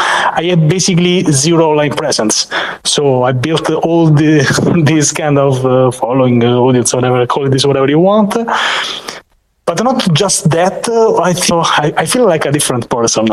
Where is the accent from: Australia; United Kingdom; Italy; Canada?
Italy; Rome, Lazio; I am from Rome, Italy